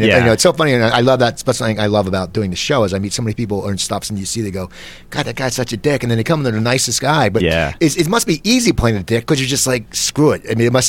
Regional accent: near Philadelphia, Pennsylvania, United States; moved away; I grew up near Philadelphia

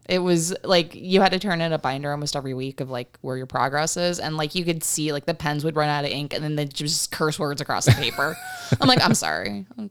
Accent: Uniontown, Pennsylvania, United States; moved away as an adult; now in Arizona, United States; I grew up, um, in, outside of Pittsburgh, Pennsylvania

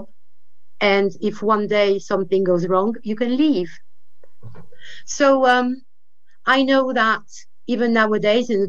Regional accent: France; being a French woman

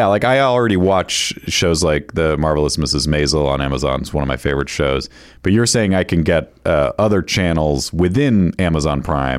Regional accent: Northeast, United States; I grew up in the Northeast. I wasn't exposed to good Mexican food for years.

